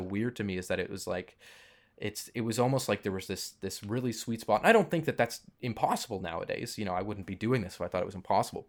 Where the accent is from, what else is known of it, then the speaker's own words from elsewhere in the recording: Toronto, Ontario, Canada; I grew up in Toronto, which is a pretty big film city.